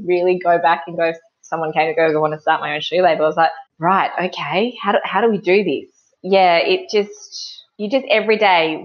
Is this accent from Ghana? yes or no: no; Gunnedah, New South Wales, Australia; now in Wagga Wagga, Australia; I grew up in Gunnedah, sort of like in between both Sydney and Brisbane, but inland.